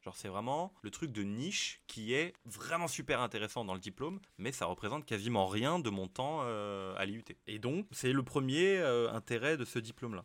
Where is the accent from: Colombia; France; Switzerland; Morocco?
France; Je suis français